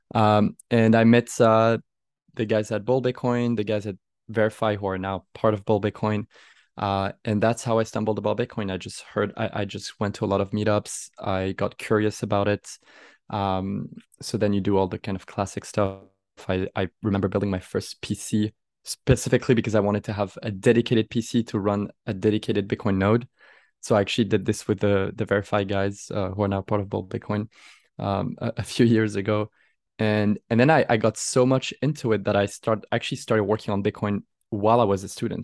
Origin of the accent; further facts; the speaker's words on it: Aix-en-Provence, Provence-Alpes-Côte d'Azur, France; moved away as an adult; now in Paris, France; I'm originally from Aix-en-Provence